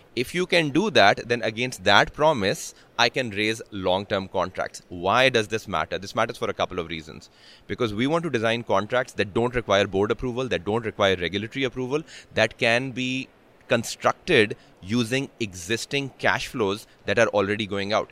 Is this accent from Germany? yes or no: no; Pakistan; moved away; I'm from Pakistan